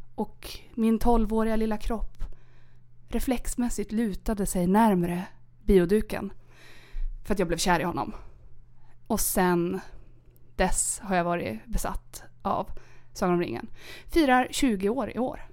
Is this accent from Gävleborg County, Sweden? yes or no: yes; Sandviken, Gävleborg County, Sweden; also born or lived in Caracas, Venezuela / Germany / Norrbotten; Jag är från Sandviken.